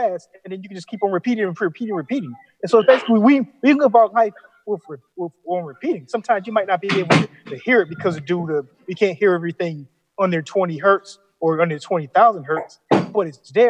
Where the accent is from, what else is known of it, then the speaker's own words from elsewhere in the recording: Florida, United States; I'm from Florida